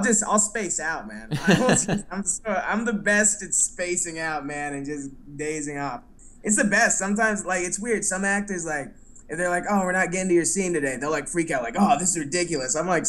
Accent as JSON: {"language": "English", "town": "Dallas", "region": "Texas", "country": "United States", "also_born_or_lived": "New York", "moved": "as an adult", "lives_now": "Los Angeles, United States", "said": "Yes, I'm from Dallas originally."}